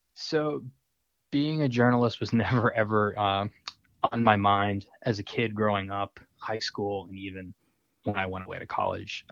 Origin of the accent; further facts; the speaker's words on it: Long Island, New York, United States; moved away; I'm I'm from Long Island